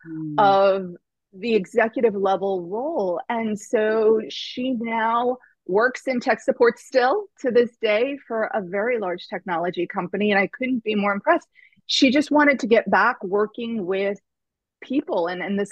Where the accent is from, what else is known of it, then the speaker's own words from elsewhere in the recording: Tornado Alley, United States; I grew up in Tornado Alley